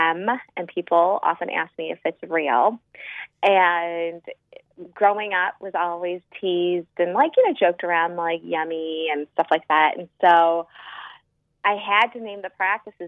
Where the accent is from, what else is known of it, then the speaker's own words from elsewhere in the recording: Chicago, Illinois, United States; I'm from Chicago, and I am a pediatric dentist